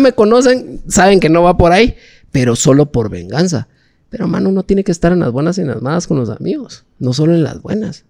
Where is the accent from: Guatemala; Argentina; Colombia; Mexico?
Guatemala; Yo, yo soy guatemalteco, no soy guatemalteco de la capital sol, no, soy de guatemalteco de los veintitanates de departamentos que nosotros tenemos